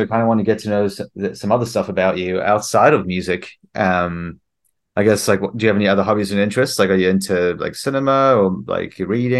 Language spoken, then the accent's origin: English; South Africa; moved away; also born or lived in New Zealand / Australia; So I actually am a New Zealand citizen. I moved here from Australia, but before that I was in New Zealand, and originally South Africa. So I'm kind of like from all over.